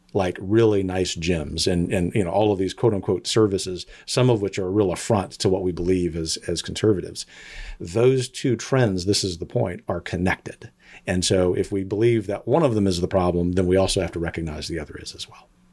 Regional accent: South Louisiana, United States; now in Texas, United States; I grew up in South Louisiana in a family mostly of teachers

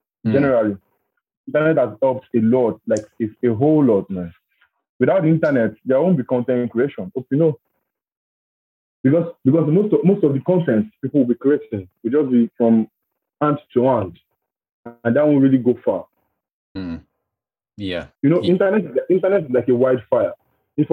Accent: Nigeria; now in Ireland; I'm from Nigeria

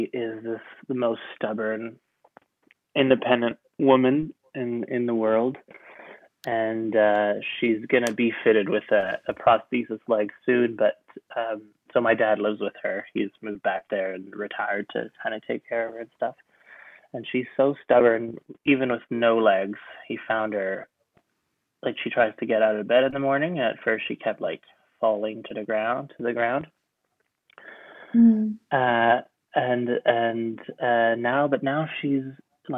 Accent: France; moved away; also born or lived in Canada; I grew up in France, but we used to go spend 3 months in Canada every year.

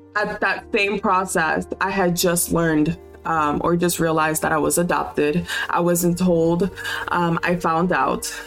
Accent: Homestead, Florida, United States; I grew up in Miami in a little small town called Homestead

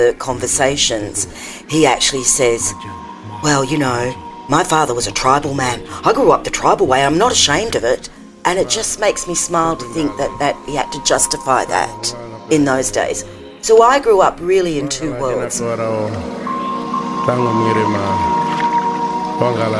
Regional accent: Lismore, New South Wales, Australia; I grew up in Lismore

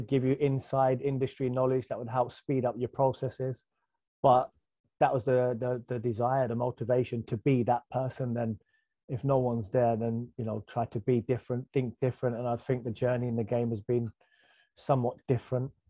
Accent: Birmingham, West Midlands, United Kingdom; I grew up in Birmingham

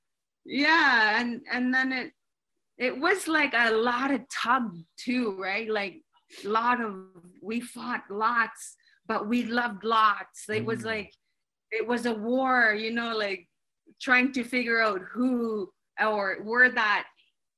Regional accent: Iqaluit, Nunavut, Canada; I grew up here in Iqaluit, Nunavut, raised by my mother

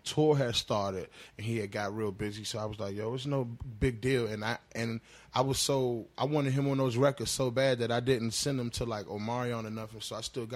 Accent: Washington, District of Columbia, United States; I'm from DC

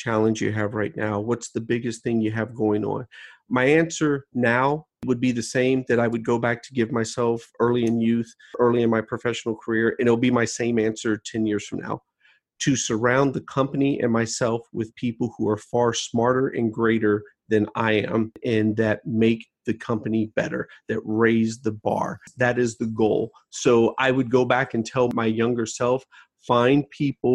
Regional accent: United States; I was born in the United States

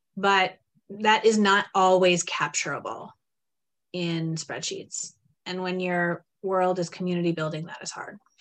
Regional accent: Terre Haute, Indiana, United States; now in Framingham, United States; I grew up in Terre Haute, Indiana, and then bounced around the country a little bit and came to Boston, the Boston area in 2008.

